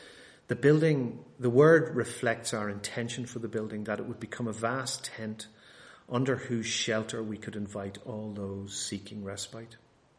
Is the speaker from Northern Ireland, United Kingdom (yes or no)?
yes; Bangor, Northern Ireland, United Kingdom; now in United States; But strange enough, we actually have some of them in my hometown back in Bangor in Northern Ireland.